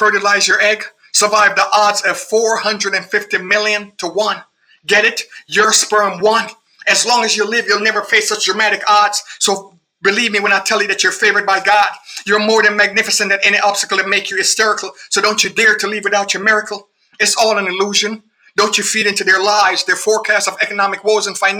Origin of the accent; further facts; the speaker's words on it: Jamaica; I'm a Jamaican